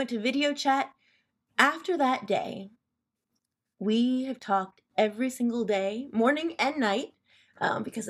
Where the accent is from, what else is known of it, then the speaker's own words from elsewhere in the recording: Seattle, Washington, United States; I'm from Seattle, Washington